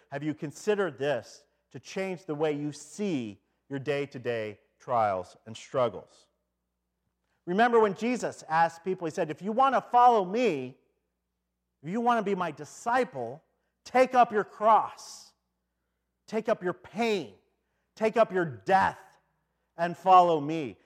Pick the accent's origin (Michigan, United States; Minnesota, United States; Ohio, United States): Michigan, United States; Detroit; I come from Detroit